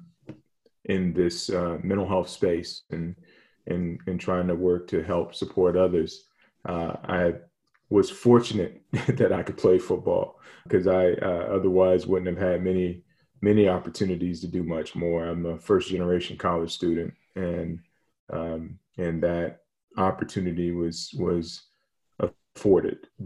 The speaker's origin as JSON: {"language": "English", "town": "Hampton", "region": "Virginia", "country": "United States", "tie": "born or raised there", "said": "I grew up in Hampton, Virginia"}